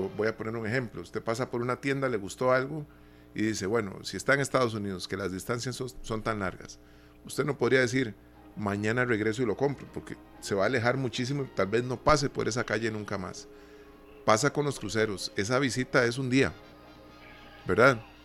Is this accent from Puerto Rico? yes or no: no; Costa Rica; nosotros también como costarricenses salimos a pasear